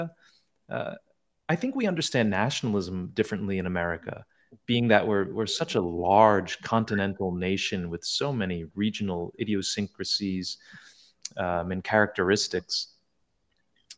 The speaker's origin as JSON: {"language": "English", "country": "United States", "said": "as an American"}